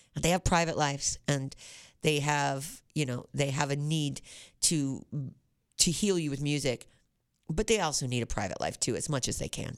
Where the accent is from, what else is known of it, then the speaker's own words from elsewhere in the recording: Independence, United States; I'm from Independence